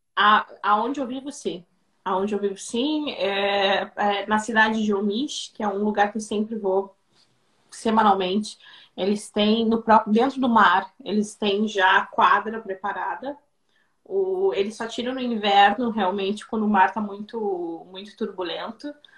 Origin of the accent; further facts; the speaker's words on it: Rio Grande do Sul, Brazil; moved away as an adult; now in Croatia; Eu sou gaúcha, tá? Eu sou, sou do Rio Grande do Sul